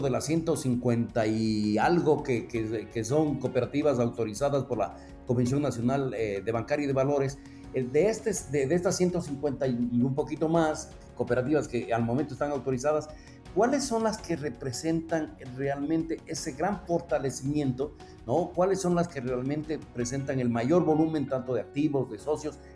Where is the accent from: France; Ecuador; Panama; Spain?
Ecuador; moved away as an adult; now in Mexico; soy originario de Ecuador